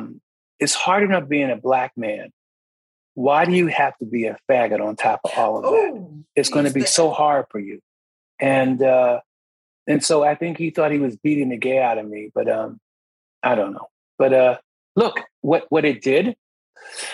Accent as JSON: {"language": "English", "town": "Philadelphia", "region": "Pennsylvania", "country": "United States", "tie": "born or raised there", "said": "I'm from Philadelphia. I'm from born and raised in West Philadelphia."}